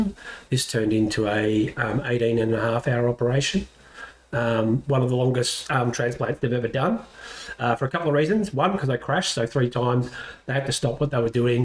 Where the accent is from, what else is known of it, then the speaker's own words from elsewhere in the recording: Caulfield, Victoria, Australia; I was born in Bethlehem Hospital in Caulfield, not in Jerusalem. Grew up, mum and dad, brother